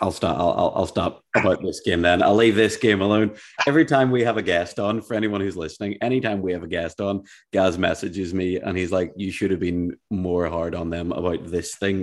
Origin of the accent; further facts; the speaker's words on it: Ireland; I'm Irish